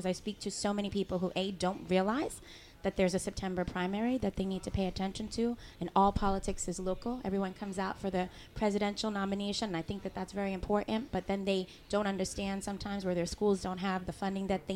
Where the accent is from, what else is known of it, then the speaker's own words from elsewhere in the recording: New York City, New York, United States; I'm born and raised in East Harlem, El Barrio, 41 years and counting.